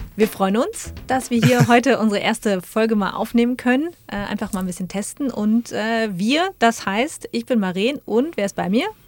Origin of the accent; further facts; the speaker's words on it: Münster, North Rhine-Westphalia, Germany; also born or lived in Wiesbaden / Frankfurt; now in Dortmund, Germany; komme ursprünglich aus Münster, mhm. also nicht ganz so weit weg, war allerdings die letzten 15 Jahre nicht in NRW